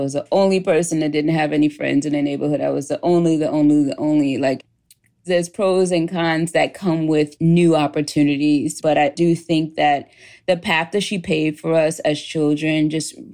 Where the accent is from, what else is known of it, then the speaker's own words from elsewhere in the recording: New York City, New York, United States; I lived in a working class neighborhood in Queens, New York.